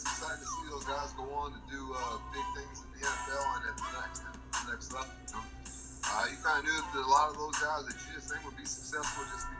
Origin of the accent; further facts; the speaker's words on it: San Antonio, Texas, United States; I'm originally from San Antonio